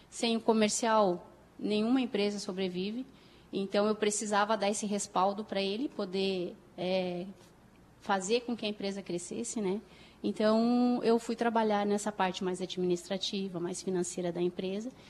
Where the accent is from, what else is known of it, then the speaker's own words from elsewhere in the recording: Porto Alegre, Rio Grande do Sul, Brazil; E aí, me formei, ah, sou de Porto Alegre, sou gaúcha da capital.